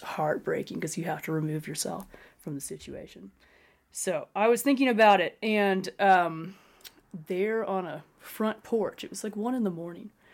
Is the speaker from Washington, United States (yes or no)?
yes; Spokane, Washington, United States; now in Colorado, United States; I grew up, uh, on a farm north of Spokane, Washington